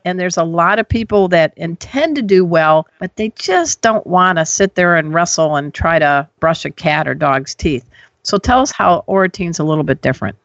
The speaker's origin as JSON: {"language": "English", "town": "Crown Point", "region": "Indiana", "country": "United States", "said": "I'm from Crown Point, Indiana"}